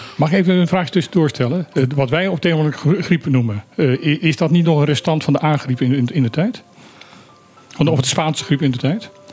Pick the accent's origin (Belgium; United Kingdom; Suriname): Suriname; moved away; ik heb in mijn jeugd in Suriname gewoond